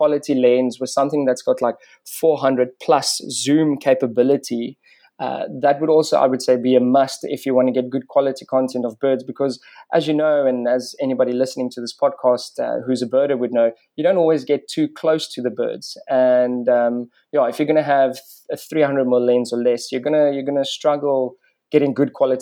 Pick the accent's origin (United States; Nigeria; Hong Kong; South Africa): South Africa; Bela-Bela, Limpopo; So I grew up on Mabula Big Five Game Reserve, just outside of a small town called Warmbaths, or Bella Bella as it's now known.